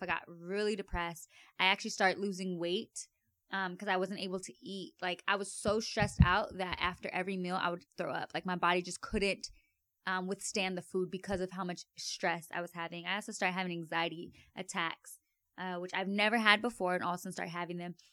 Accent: Avondale, Arizona, United States; I grew up in Avondale, Arizona.

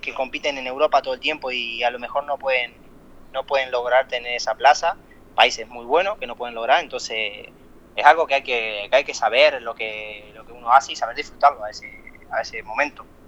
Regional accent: Colón, Entre Ríos, Argentina; also born or lived in Italy; yo donde me crié corriendo en Entre Ríos

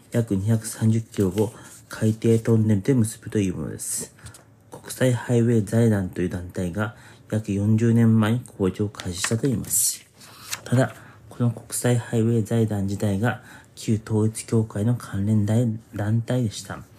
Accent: Fukuoka, Japan; 1990年代後半に福岡で思春期を過ごした私も

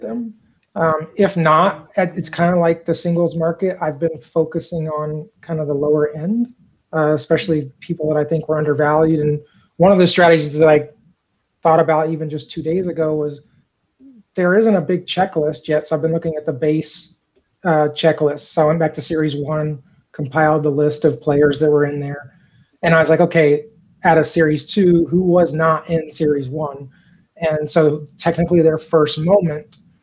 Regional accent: East Central Illinois, United States; I grew up in East Central Illinois.

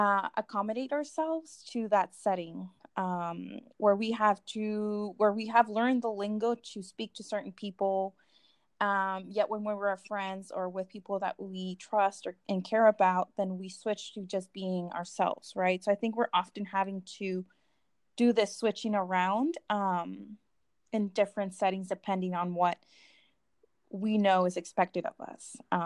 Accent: California, United States; also born or lived in Mexico; City and having grown up in California, I identify with that term because I'm not Mexican enough and I'm not American enough because, one, I don't have my documentation.

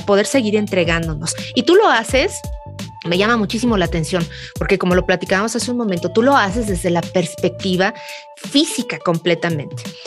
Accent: Mexico; Somos mujeres latinas o mujeres mexicanas

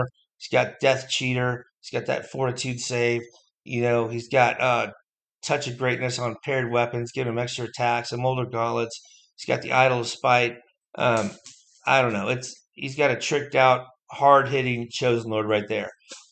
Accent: Indiana, United States; my home state of Indiana

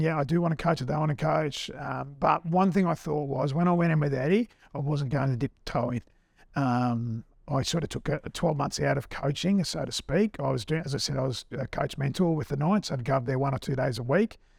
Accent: Australia; also born or lived in England; being an Aussie

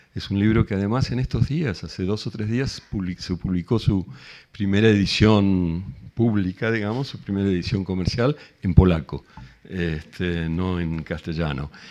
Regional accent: Argentina; accent: Argentine; first language Spanish; moved away as an adult; now in Madrid, Spain; voy a seguir hablando con mi puto acento argentino

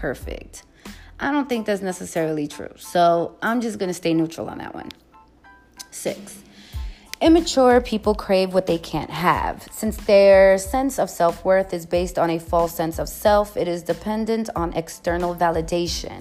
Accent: New York City, New York, United States; I'm from the Bronx.

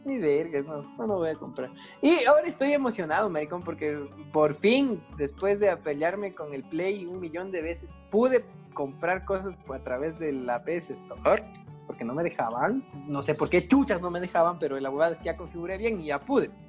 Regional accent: Latacunga, Cotopaxi, Ecuador; now in Quito, Ecuador; mi pueblo, no había blockbusters en Latacunga

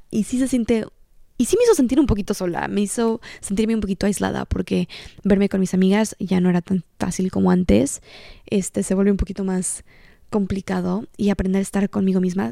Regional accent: Cancún, Quintana Roo, Mexico; moved away as an adult; also born or lived in Mexico City; now in Los Angeles, United States; Soy originalmente de Cancún, México, pero actualmente vivo en Los Ángeles, California

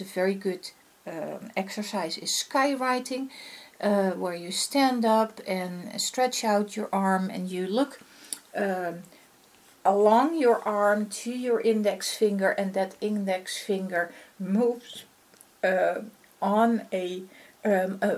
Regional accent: Netherlands; accent: Dutch; first language Dutch; English is a second language; this is my native tongue. I'm from the Netherlands, I speak Dutch. And hence is obviously my accent

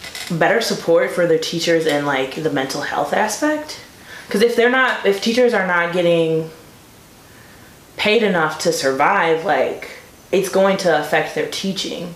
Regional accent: Beloit, Wisconsin, United States; moved away as an adult; also born or lived in Stevens Point, Wisconsin; now in Milwaukee, United States; I'm not from Milwaukee, I'm from Beloit

